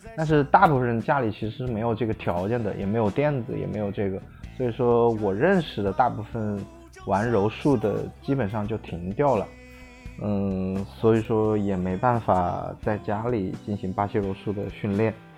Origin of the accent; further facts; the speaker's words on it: Wuhan, Hubei, China; 我来自湖北武汉。我本身也是武汉人 所以说现，现在也在武汉